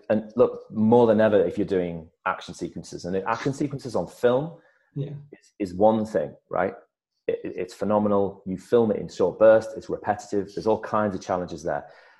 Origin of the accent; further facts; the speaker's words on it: Hartlepool, North East England, United Kingdom; I'm from the northeast, but because I come from Hartlepool, sometimes at the end of my accent, there's a little lilt, which can make it sound like I'm from Liverpool.